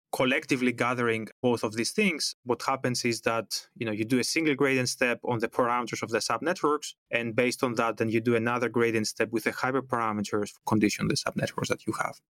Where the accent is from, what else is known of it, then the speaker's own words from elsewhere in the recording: Greece; moved away as an adult; now in Amsterdam, Netherlands; Originally, I come from Greece. That's where I did my bachelor on computer science and telecommunications